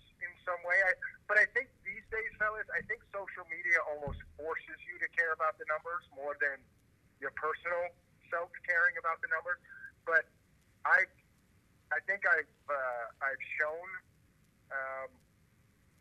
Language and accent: English; New York City, New York, United States; I'm also fucking from Brooklyn, Italian, and Irish